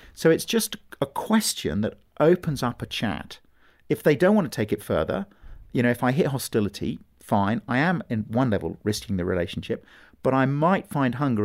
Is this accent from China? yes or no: no; England, United Kingdom; it was about being English